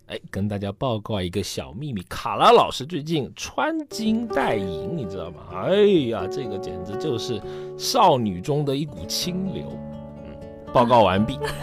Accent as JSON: {"language": "Chinese", "town": "Guilin", "region": "Guangxi", "country": "China", "tie": "born or raised there", "said": "其中就有一个我的家乡，在广西，广西的桂林"}